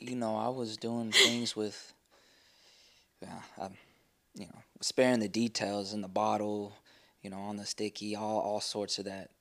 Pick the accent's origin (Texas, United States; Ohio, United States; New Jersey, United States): Texas, United States; Amarillo; now in Sherman, United States; I'm from Amarillo, Texas. Uh, but I, have lived in Sherman longer